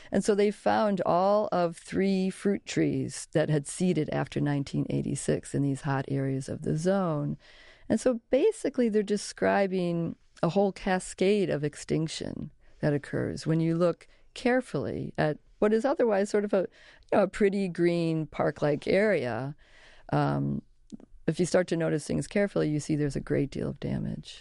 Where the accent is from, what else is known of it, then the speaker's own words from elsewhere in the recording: Chicago, Illinois, United States; I grew up in Chicago